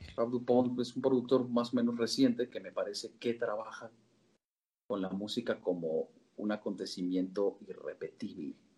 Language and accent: Spanish; Querétaro, Mexico; born or raised there; also born or lived in Sinaloa, Mexico